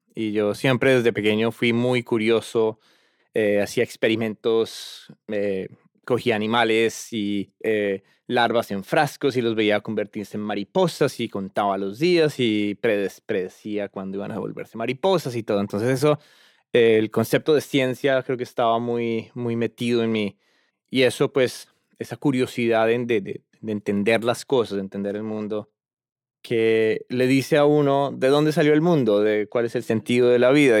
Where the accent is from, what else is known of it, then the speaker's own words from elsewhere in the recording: Bogotá, Colombia; moved away as an adult; now in Cambridge, United States; yo originalmente eh, soy de Colombia, Bogotá, la capital. Eh, allá nací y crecí y estuve hasta los 20 años.